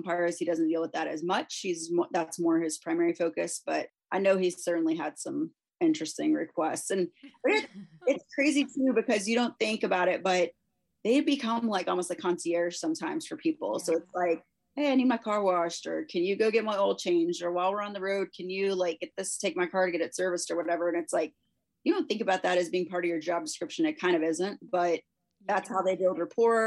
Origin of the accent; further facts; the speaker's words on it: Texas, United States; I grew up in Texas.